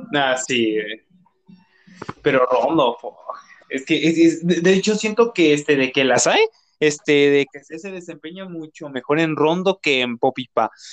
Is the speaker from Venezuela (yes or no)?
no; Mexico City, Mexico; soy de, este, de Cojimalpa, cerca de Toluca